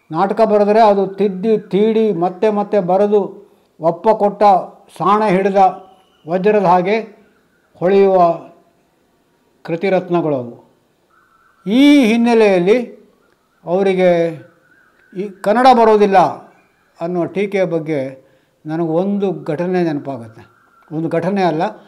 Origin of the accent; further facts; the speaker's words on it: Udupi district, Karnataka, India; ನಮ್ಮ ಉಡುಪಿ ಜಿಲ್ಲೆಯ